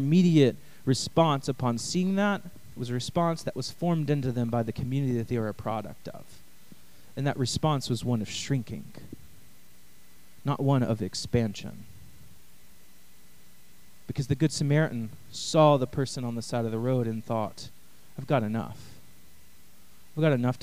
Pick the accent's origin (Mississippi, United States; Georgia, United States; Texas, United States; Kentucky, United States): Texas, United States; East; I'm from East Texas